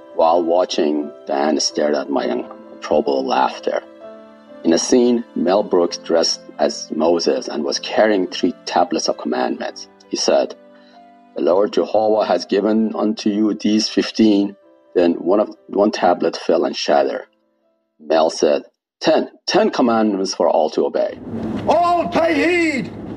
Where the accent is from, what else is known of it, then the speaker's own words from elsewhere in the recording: Iran; first language Persian; English is a second language; moved away as an adult; also born or lived in Washington, D.C.; now in United States; Persian is my mother tongue, and English is my borrowed tongue. I had taken AP level English classes when I was in high school in Iran